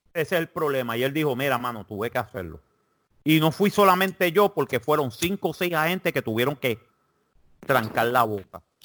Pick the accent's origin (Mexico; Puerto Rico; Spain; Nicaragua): Puerto Rico; now in South Carolina, United States; yo soy puertorriqueño